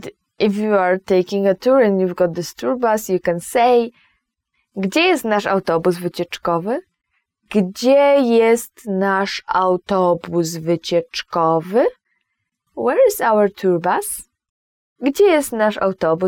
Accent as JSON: {"language": "English", "town": "Opole", "region": "Opole Voivodeship", "country": "Poland", "tie": "born or raised there", "said": "in my hometown, Opole"}